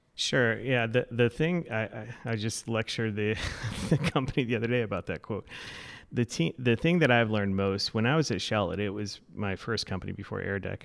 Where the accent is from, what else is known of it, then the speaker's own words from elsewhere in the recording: Florida, United States; moved away as an adult; now in Madison, United States; I grew up in Florida, so I'm still getting acclimated to the weather